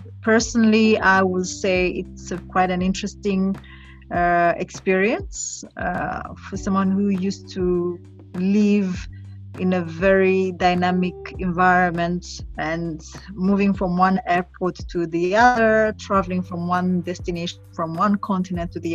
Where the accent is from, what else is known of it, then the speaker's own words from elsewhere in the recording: Burundi; I was exposed to nature, to travel through my father when I was growing up in Burundi. So I was given an opportunity to discover my country